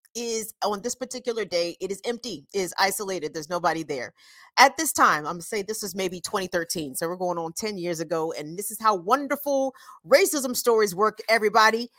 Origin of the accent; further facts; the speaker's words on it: Howard County, Maryland, United States; I'm from a place called Howard County, Maryland